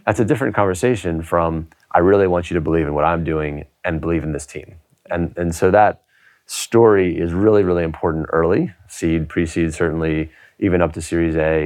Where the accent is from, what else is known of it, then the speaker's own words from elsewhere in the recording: United States; now in United Kingdom; I'm an American